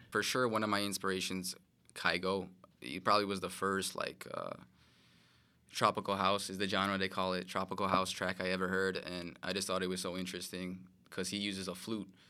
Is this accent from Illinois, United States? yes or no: yes; Chicago, Illinois, United States; born and raised in Chicago, Illinois